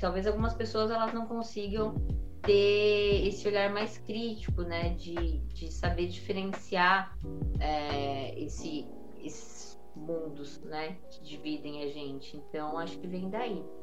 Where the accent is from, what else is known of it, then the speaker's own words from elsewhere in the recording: Carapicuíba, São Paulo, Brazil; also born or lived in Osasco; eu nasci na Vila Municipal, em é Carapuíba, que, enfim, é, é uma comunidade